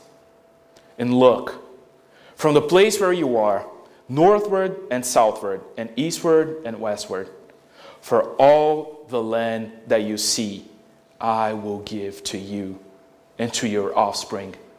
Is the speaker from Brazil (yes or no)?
yes; Brazil; moved away; growing up in Brazil in the early 90s